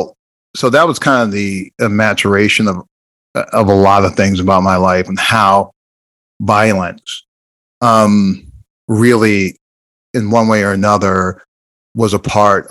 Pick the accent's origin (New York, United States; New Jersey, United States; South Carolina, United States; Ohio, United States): New Jersey, United States; Jersey City; moved away; also born or lived in Iowa; I'm originally from Jersey City, New Jersey